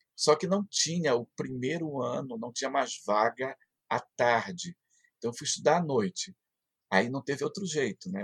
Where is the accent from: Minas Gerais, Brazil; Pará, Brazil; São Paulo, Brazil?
Pará, Brazil; Soure; eu nasci em Sori, na Ilha do Marajó, aqui pertinho